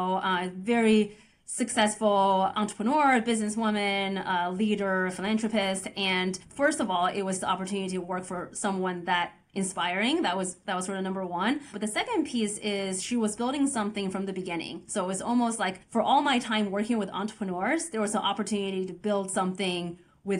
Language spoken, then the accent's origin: English; Oregon, United States; also born or lived in Beijing, China; our family immigrated to Oregon when I was 9 years old